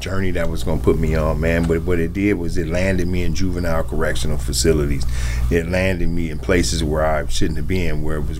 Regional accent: Wichita, Kansas, United States; like I said, I'm from Wichita. I was born in Wichita, Kansas.

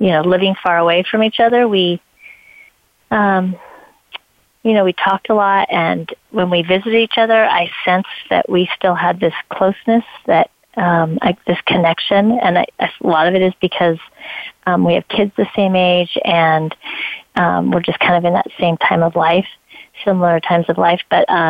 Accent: Idaho, United States; moved away as an adult; also born or lived in Colorado / California; I was born and raised in Idaho

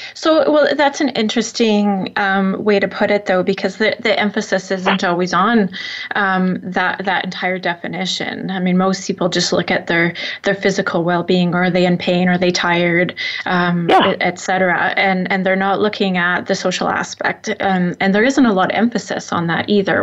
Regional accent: Saskatchewan, Canada; I'm I'm from Saskatchewan, which is where this originated. So I I I well, I grew up mostly in Saskatchewan

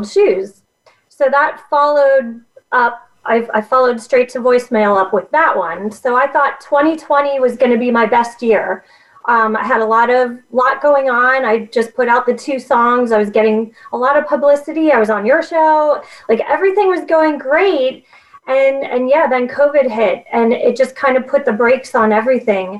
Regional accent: Pennsylvania, United States; I'm from Pennsylvania

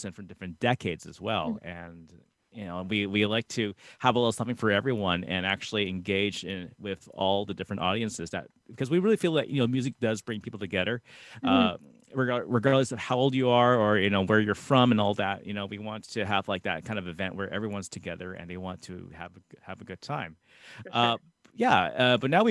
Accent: Canada; us being a Canadian group

